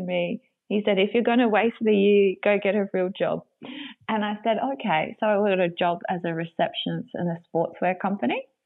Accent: Griffith, New South Wales, Australia; born or raised there; also born or lived in Sydney

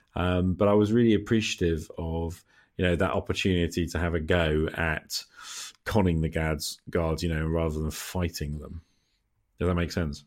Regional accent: United Kingdom; I am speaking here as a Brit

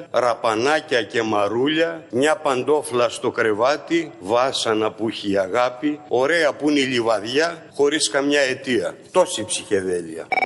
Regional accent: Makrinitsa, Thessaly, Greece; Θέλω να κάνω μια αναφορά εκεί για το χωριό μου, τη Μακρινίτσα.

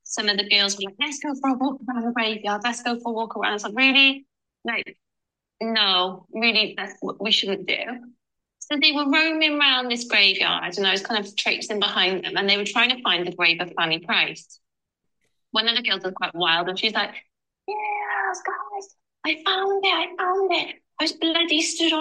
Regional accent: Cardiff, Wales, United Kingdom; we're from Cardiff

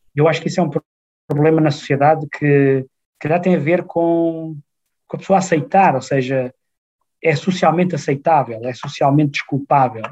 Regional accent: Portugal; moved away as an adult; also born or lived in Braga; now in Frankfurt, Germany; eu venho de Portugal

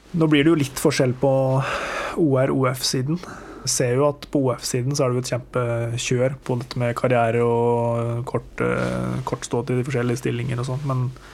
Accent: Toten, Innlandet, Norway; Jeg er fra Toten. Jeg eh, vokste opp på gård med låve og stabbur

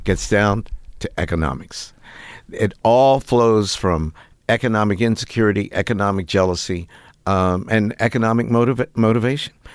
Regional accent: Piedmont, West Virginia, United States; moved away as an adult; growing up in West Virginia was as important to my identity formation as being an African-American

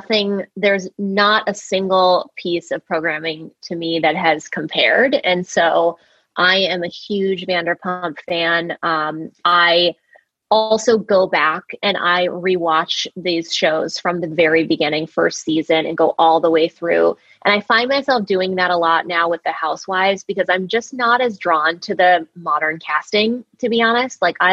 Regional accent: Orange County, California, United States; I was born in Orange County.

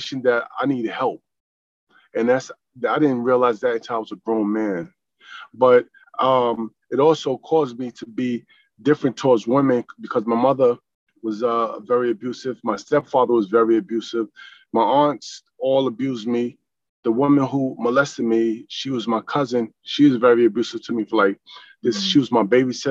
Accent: New York, United States; also born or lived in Greenville, North Carolina; now in South Carolina, United States; I was born in North Carolina, I was raised in New York

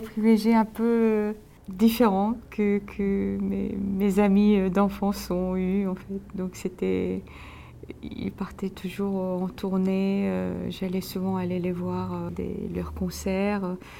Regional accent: South Korea; moved away; je suis loin de la Corée, euh, en ce moment

